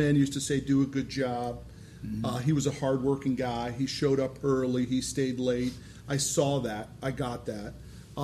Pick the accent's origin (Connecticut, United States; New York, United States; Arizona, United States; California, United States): Connecticut, United States; I grew up in Connecticut